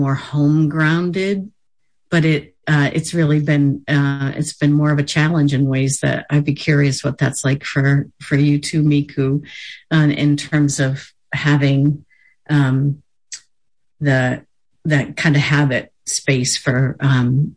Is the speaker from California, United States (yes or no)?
no; Bangor, Maine, United States; I grew up in the Bangor area in Penobscot territory